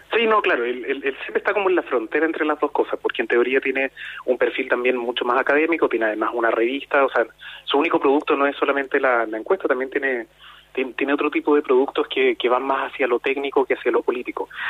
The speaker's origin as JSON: {"language": "Spanish", "country": "Chile", "said": "En Chile, de a poco, nos hemos ido acercando a eso."}